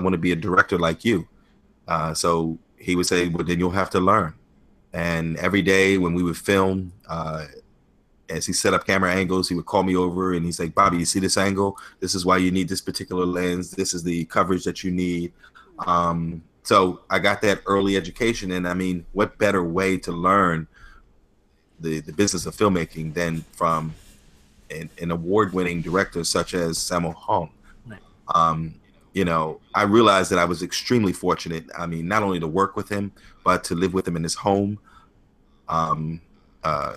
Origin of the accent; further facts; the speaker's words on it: New York, United States; also born or lived in Hong Kong; now in Philadelphia, United States; I was born and raised in New York. But I've transpired to Philadelphia now.